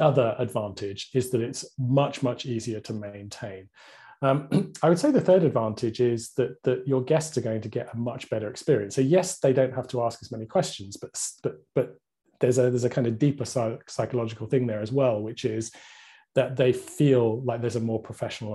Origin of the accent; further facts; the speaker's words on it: United Kingdom; I'm very British